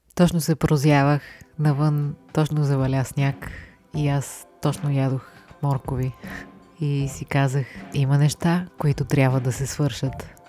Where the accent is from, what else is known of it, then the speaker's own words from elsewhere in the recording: Bulgaria; има една лека съпротива в мен да се определям като българин